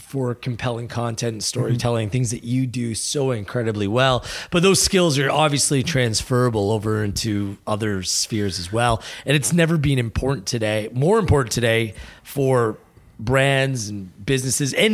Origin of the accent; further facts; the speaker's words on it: Burlington, Ontario, Canada; moved away as an adult; also born or lived in London, Ontario; now in Toronto, Canada; I grew up in Burlington